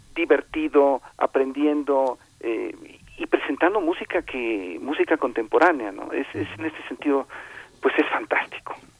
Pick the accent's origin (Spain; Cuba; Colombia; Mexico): Mexico